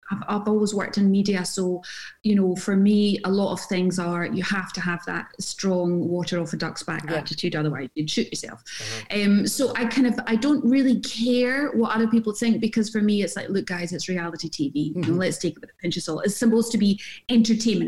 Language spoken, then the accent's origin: English; Glasgow, Scotland, United Kingdom; moved away; also born or lived in Jersey; when I was growing up in Glasgow